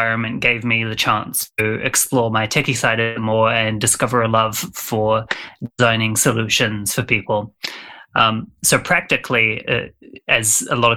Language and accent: English; New Zealand; I'm from New Zealand, so apologies to any of your listeners who struggle with the accent